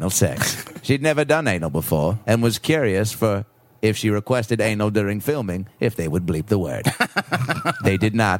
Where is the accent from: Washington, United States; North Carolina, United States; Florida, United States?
Washington, United States; Seattle; That's my hometown.